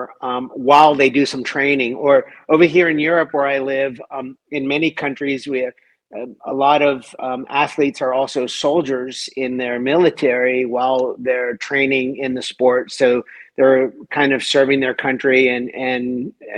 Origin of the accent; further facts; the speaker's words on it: Washington, District of Columbia, United States; moved away; being born and raised in Washington, D.C., which I was